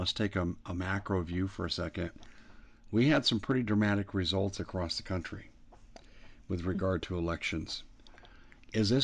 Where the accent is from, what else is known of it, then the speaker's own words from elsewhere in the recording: Colorado, United States; moved away; I'm from Colorado